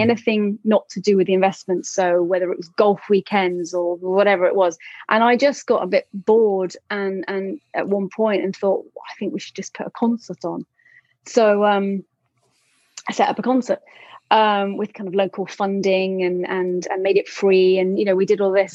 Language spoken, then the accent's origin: English; London, United Kingdom; I am from London